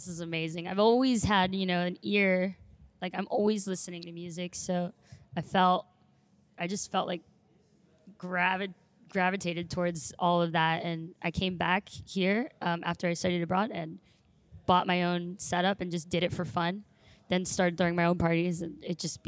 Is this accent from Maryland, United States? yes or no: yes; Maryland, United States; moved away as an adult; also born or lived in Romania / Hickory, North Carolina; now in Charlotte, United States; I'm from Maryland